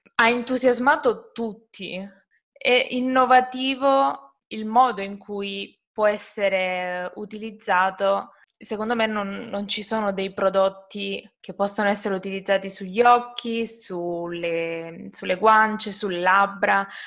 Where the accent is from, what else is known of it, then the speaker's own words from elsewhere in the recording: Calabria, Italy; io sono calabrese